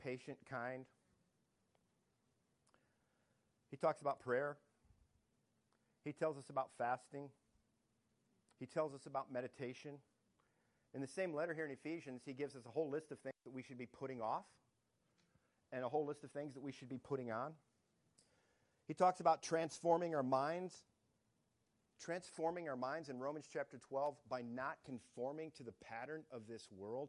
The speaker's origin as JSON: {"language": "English", "town": "Detroit", "region": "Michigan", "country": "United States", "tie": "born or raised there", "moved": "yes", "said": "I grew up in Detroit"}